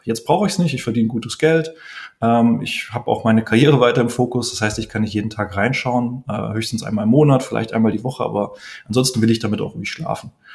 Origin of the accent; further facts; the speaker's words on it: Heidelberg, Baden-Württemberg, Germany; Bei mir, ich komme aus Heidelberg, ist das Heidelberg Zement, BASF, SAP